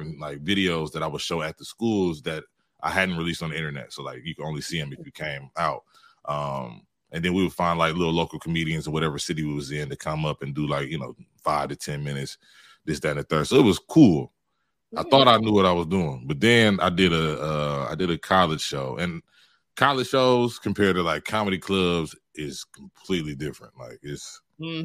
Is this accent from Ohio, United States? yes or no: yes; Cleveland, Ohio, United States; moved away; I'm originally from Ohio